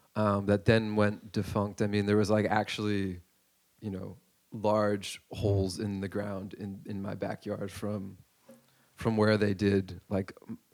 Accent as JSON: {"language": "English", "town": "Dover", "region": "New Jersey", "country": "United States", "tie": "born or raised there", "said": "I grew up in a town called Dover."}